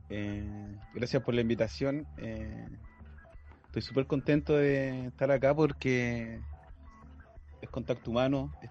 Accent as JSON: {"language": "Spanish", "town": "Rancagua", "region": "O'Higgins", "country": "Chile", "tie": "born or raised there", "also_born_or_lived": "La Pintana, Santiago, Chile", "moved": "as an adult", "lives_now": "Mexico", "said": "Rancagua, mi familia es de Mayoa, de la sexta región, me considero un guaso flaite. Ahora estoy pasando una temporada en México."}